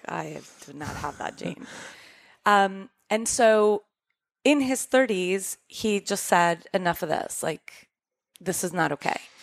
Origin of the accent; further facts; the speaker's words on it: Costa Rica; moved away; we grew up in Costa Rica